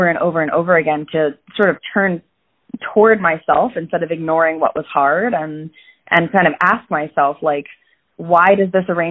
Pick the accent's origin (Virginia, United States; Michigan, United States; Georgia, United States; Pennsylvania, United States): Virginia, United States; Falls Church; now in New York City, United States; I grew up in Falls Church, Virginia, which is right outside of D.C.